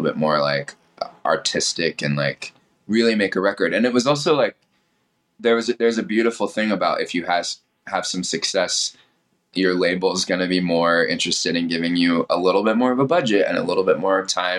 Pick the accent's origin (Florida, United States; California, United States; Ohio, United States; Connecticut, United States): California, United States; Temecula; LA was always my backyard growing up in Temecula